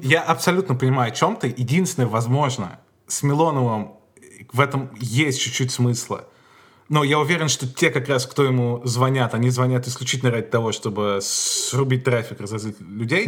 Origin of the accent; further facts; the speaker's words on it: Moscow, Russia; Я ходил в еврейскую школу в Москве